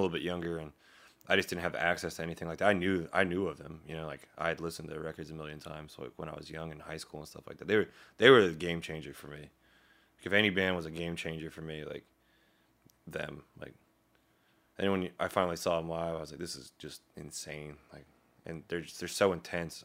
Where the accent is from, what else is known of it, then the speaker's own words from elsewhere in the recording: Daleville, Virginia, United States; I didn't actually grow up in Roanoke. I grew up in Daleville, to town, small town, about twenty-five minutes outside of Roanoke